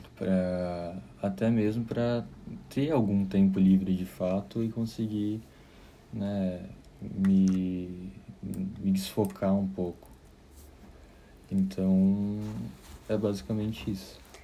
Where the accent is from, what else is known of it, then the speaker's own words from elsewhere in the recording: Caxias do Sul, Rio Grande do Sul, Brazil; moved away as an adult; now in New York, United States; sou de Caxias do Sul, Rio Grande do Sul, e estou morando em Nova York há quatro anos